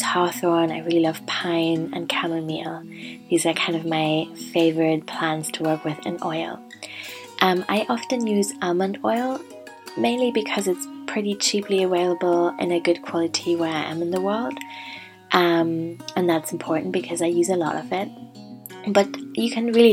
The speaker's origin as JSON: {"language": "English", "country": "Germany", "tie": "born or raised there", "moved": "yes", "said": "I was visiting Germany for Christmas and I was near my hometown. So I went to the woods near the hospital in which I was born"}